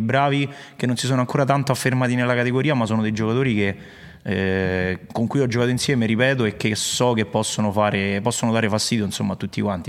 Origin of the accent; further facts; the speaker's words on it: Latina area, Lazio, Italy; sono di Latina, insomma, parte, delle parti mie